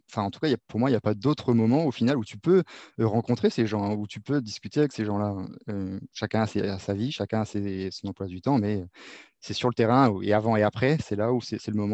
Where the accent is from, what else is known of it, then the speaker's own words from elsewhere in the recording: Réunion, France; moi, je suis originaire de La Réunion et le foot, on y allait, on y allait les soirs après l'école ou le, week-end